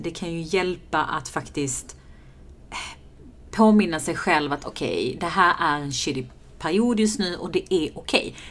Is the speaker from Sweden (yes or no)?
no; Iran; Äh, min onion och så vill jag doppa det i naturell yoghurt för att jag är iranier.